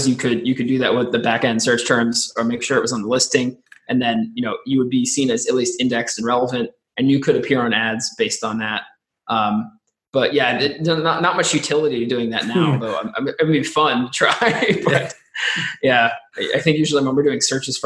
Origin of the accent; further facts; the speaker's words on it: United States; moved away as an adult; now in France; I'm from America, but live in France now